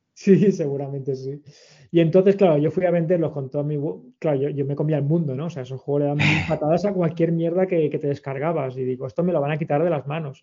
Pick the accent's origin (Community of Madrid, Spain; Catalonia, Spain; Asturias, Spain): Catalonia, Spain; Sant Boi de Llobregat; soy de Sanboy